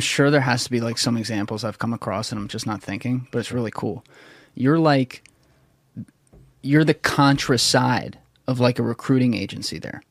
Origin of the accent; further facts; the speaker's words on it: New Jersey, United States; also born or lived in Philadelphia / New York; I grew up in South Jersey